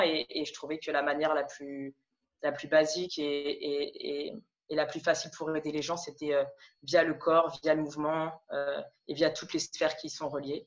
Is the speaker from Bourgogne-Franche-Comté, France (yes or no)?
no; Paris region, Île-de-France, France; moved away as an adult; also born or lived in Lille / Montreal / Toulouse / Montpellier; now in Amsterdam, Netherlands; Je suis née, euh, alors en région parisienne. J'ai vécu jusqu'à mes dix-sept, dix-huit ans